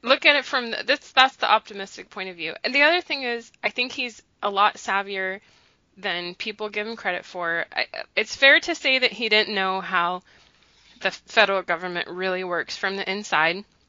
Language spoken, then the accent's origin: English; United States; I was born in the United States, okay, but but my family's from another country